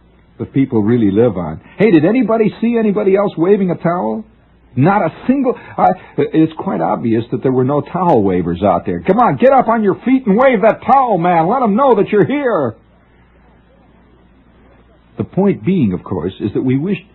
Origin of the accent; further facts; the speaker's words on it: Middle West, Midwest, United States; moved away; I'm not a real American. I'm from the Middle West.